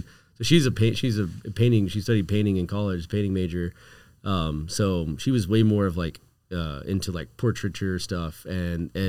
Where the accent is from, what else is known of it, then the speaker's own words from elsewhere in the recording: Houston, Texas, United States; I grew up in Houston